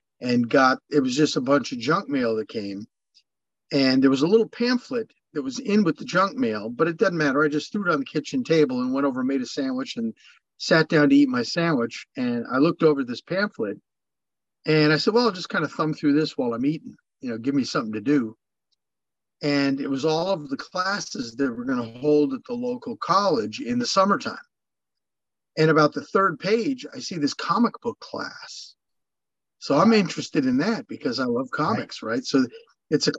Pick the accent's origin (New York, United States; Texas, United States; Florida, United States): New York, United States; Long Island; also born or lived in Los Angeles, California; now in California, United States; I was born on Long Island, New York.